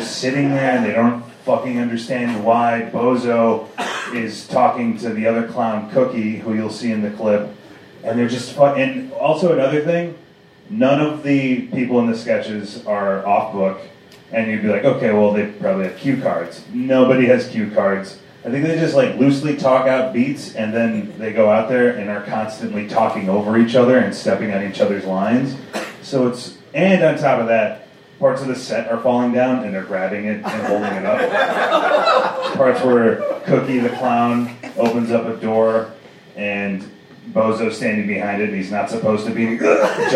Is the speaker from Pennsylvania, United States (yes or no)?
no; Chicago, Illinois, United States; I'm born and raised in Chicago